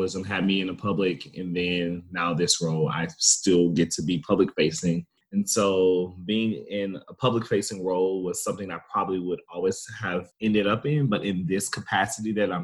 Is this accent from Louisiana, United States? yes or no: yes; Baton Rouge, Louisiana, United States; originally born and raised in Baton Rouge, Louisiana